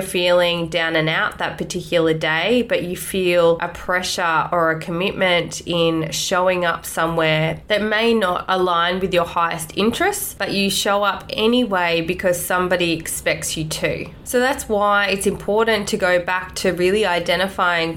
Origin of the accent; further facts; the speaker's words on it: Australia; Growing up in Australia